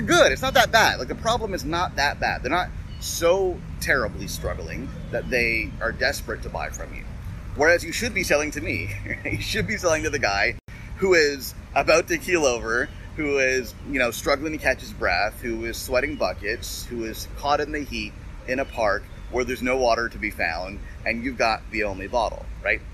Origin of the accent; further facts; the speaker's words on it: Toronto, Ontario, Canada; I'm from Toronto.